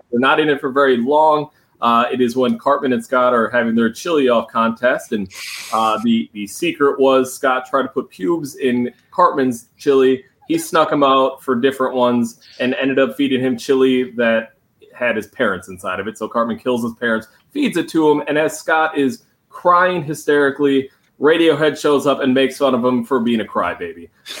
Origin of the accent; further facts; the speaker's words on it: United Kingdom; I am a British person.